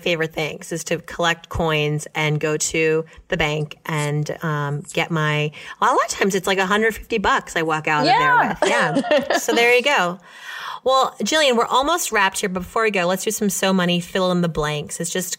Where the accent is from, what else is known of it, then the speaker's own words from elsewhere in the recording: New York, United States; No, as a New Yorker.